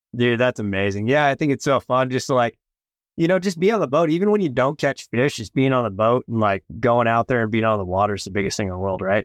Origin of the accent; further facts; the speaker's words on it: West Coast, United States; I'm from the West Coast